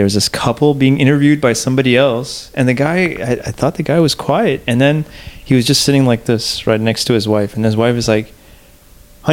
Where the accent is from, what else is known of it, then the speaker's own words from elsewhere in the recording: Los Angeles, California, United States; also born or lived in Iran / San Antonio, Texas; born in Iran, but grew up in West Los Angeles